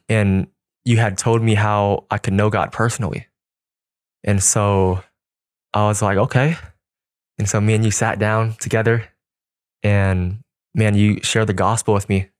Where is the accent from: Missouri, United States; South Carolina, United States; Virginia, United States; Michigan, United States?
Missouri, United States; Kansas City; I was born and raised in Kansas City my whole life